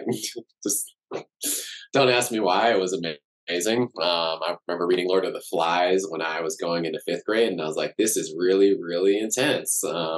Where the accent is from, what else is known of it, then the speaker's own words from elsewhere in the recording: Cameroon; born there; So I was born in Cameroon in West Africa. My dad and kind of his whole, you know, lineage of family going back generations, all from Cameroon.